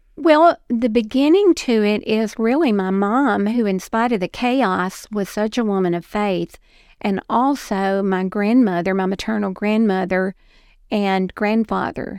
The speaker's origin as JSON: {"language": "English", "town": "Dixon", "region": "Tennessee", "country": "United States", "tie": "born or raised there", "also_born_or_lived": "Florida", "said": "I was born and raised in Dixon, right off of Highway forty-eight"}